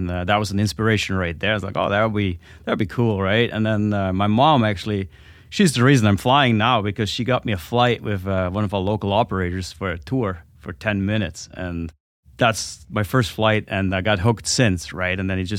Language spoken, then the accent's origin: English; Alps, Switzerland; Yeah, I grew up in Switzerland in the Alps. And that's where all my flying really started.